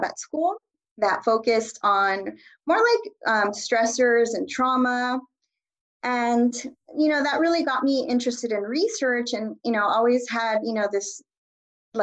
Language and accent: English; Los Angeles, California, United States; also born or lived in Boyle Heights, Los Angeles; I was born here I was born in Boyle Heights and I grew up in East Los Angeles.